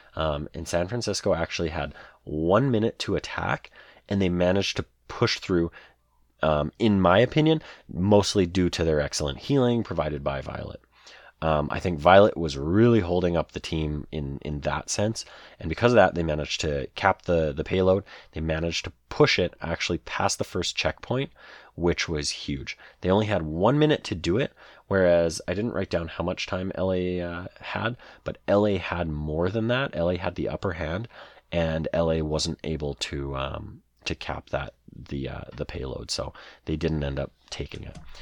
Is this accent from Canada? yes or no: yes; Canada; I'm Canadian